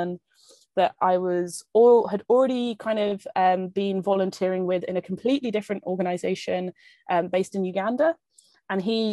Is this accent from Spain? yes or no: no; London, United Kingdom; moved away as an adult; I'm from London originally.